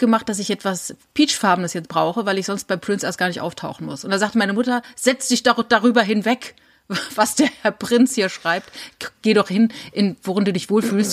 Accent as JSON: {"language": "German", "region": "Saarland", "country": "Germany", "said": "Ich komme ja aus dem Saarland"}